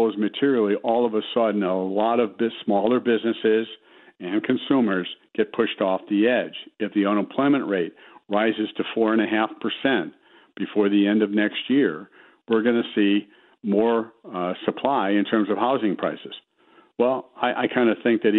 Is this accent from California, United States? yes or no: no; Chicago, Illinois, United States; From the south side of Chicago